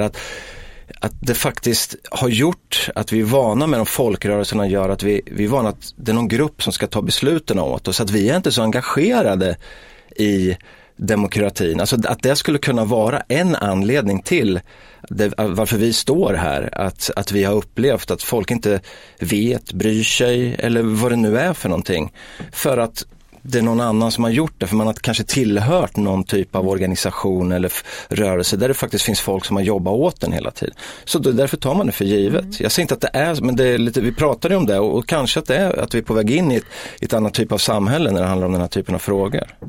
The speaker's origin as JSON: {"language": "Swedish", "country": "Sweden", "tie": "born or raised there", "said": "i Markparken där jag växte upp"}